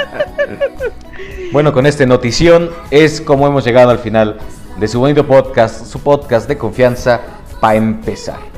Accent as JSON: {"language": "Spanish", "country": "Honduras", "said": "Yo vengo de Honduras."}